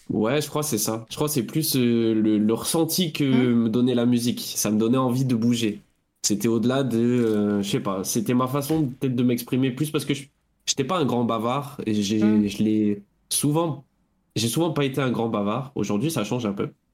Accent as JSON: {"language": "French", "town": "Bordeaux", "region": "Nouvelle-Aquitaine", "country": "France", "said": "j'ai 28 ans, je viens de Bordeaux"}